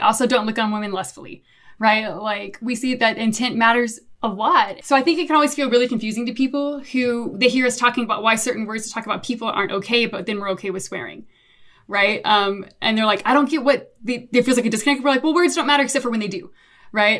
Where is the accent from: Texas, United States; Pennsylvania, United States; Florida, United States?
Texas, United States; I'm too Texan